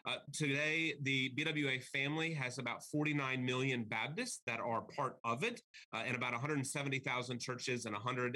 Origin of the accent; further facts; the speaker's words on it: outside Austin, rural Texas, United States; moved away as an adult; now in Virginia, United States; I did grow up in rural Texas. I grew up outside of Austin in a really small community.